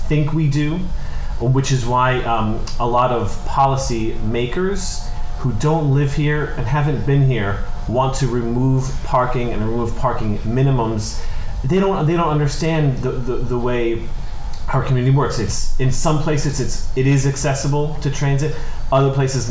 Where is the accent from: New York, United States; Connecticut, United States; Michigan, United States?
New York, United States; New York City; I grew up in Kingsbridge